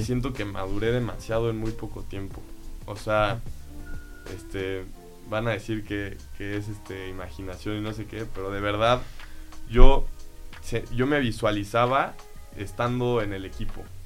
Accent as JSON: {"language": "Spanish", "region": "Mexico City", "country": "Mexico", "tie": "born or raised there", "moved": "yes", "lives_now": "Querétaro, Mexico", "said": "yo nací en la Ciudad de México y pues desde chiquito este, empecé a jugar en los equipos del club"}